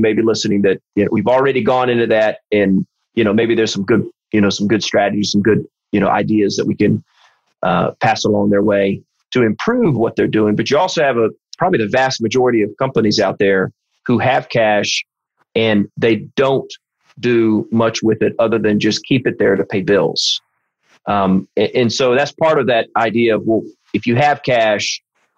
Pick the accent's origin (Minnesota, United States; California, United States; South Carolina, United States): South Carolina, United States; I'm from South Carolina